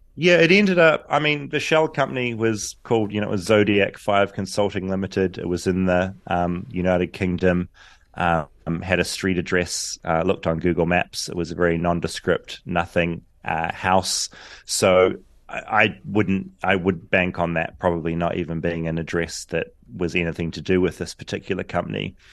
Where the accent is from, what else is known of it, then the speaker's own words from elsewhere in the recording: New Zealand; now in Los Angeles, United States; a forty-year-old Kiwi